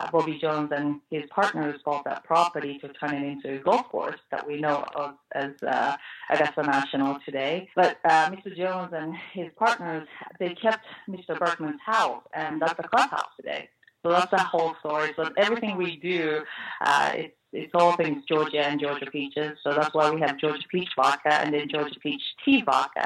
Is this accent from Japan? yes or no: yes; Japan; now in United States; I was actually born and raised in Japan, but I've been in this country longer than I have lived in Japan